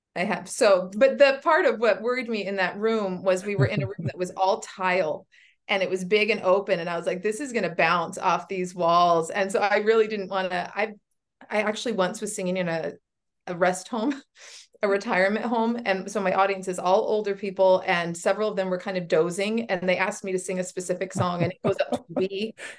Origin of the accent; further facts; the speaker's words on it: Washington, United States; I was born and raised here in Washington.